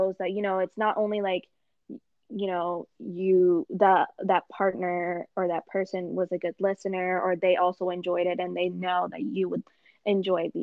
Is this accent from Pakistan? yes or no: yes; Pakistan; me being Pakistani